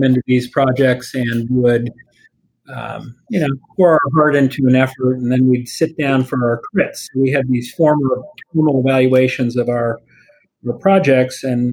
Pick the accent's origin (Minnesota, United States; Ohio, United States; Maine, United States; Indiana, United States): Ohio, United States; Columbus; I grew up in Columbus, Ohio